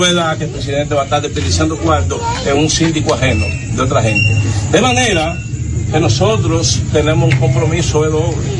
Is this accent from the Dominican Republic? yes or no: yes; Dominican Republic; yo soy nativo de aquí